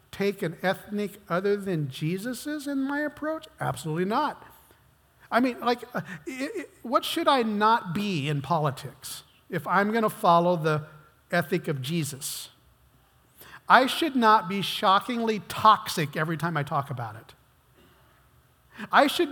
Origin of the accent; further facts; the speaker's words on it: United States; I've been American all my life